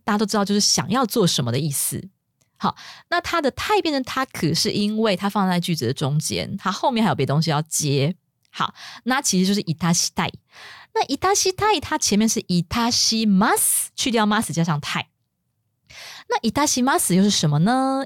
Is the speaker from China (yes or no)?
no; Taiwan; 像我们中国呃我们台湾